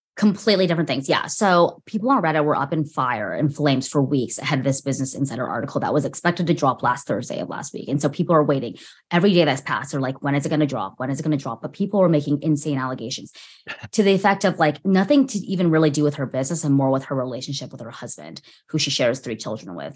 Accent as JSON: {"language": "English", "area": "Orange County", "region": "California", "country": "United States", "tie": "born or raised there", "said": "growing up in orange county and being at like an hour away from"}